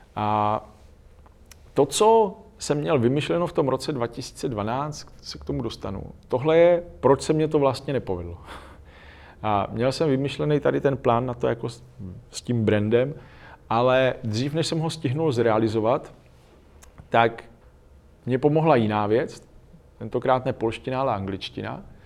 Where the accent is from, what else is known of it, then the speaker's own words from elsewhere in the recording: Czechia; my dneska jsme spíš v těch bohatých zemích než v těch chudých zemích